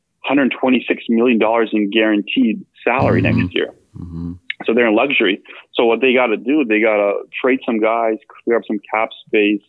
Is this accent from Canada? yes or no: yes; Canada; also born or lived in Bosnia; now in Portland, United States; I grew up in Canada.